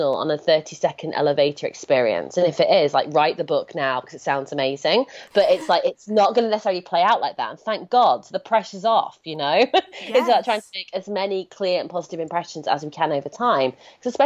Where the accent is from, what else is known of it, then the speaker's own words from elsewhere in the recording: United Kingdom; I'm British